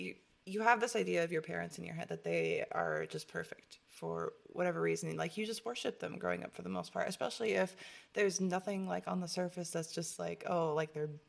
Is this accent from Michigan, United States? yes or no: yes; Michigan, United States; Shout out to Detroit. {S2} Hey. {S1} From my home state.